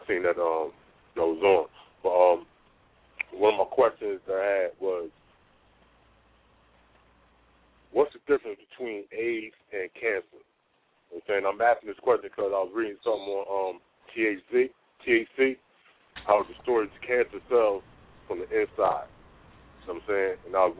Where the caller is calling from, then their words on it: New Jersey, United States; I'm calling from New Jersey.